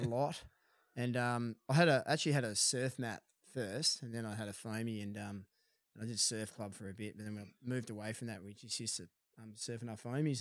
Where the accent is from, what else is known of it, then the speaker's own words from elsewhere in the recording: Perth, Western Australia, Australia; also born or lived in Dunsborough; I hail from Florriet. in Perth, and, um, uh, we grew up surfing City Beach